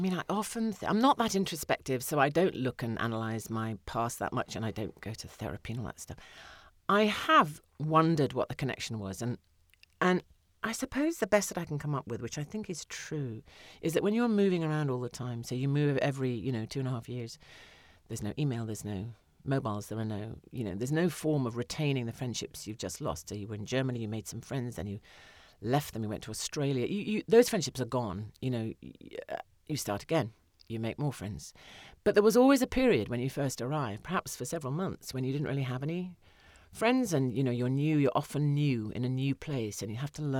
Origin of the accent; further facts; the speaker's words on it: Windsor, South East England, United Kingdom; But yeah, no, I was brought up on Windsor Rep, you know, productions that were probably, if I saw them now, they might not be the greatest.